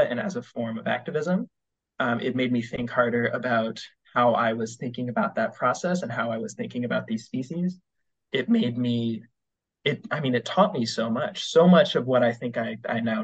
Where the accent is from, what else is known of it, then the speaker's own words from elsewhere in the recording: Western Virginia, United States; moved away as an adult; also born or lived in Ohio; now in Oberlin, United States; I'm currently a student at Oberlin College in Ohio, but I'm from Western Virginia.